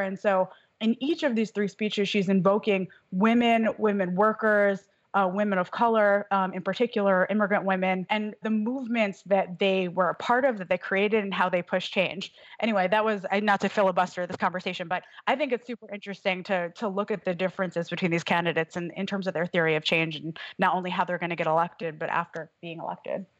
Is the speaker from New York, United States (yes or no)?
yes; New York, United States; now in Wisconsin, United States; I'm originally from New York